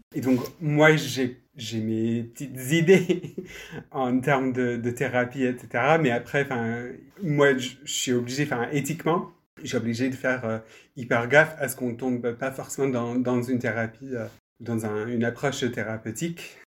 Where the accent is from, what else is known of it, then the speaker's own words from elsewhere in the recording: United Kingdom; French is a second language; moved away; on pourra peut-être l'entendre euh, dans ma voix, je suis, euh, je suis britannique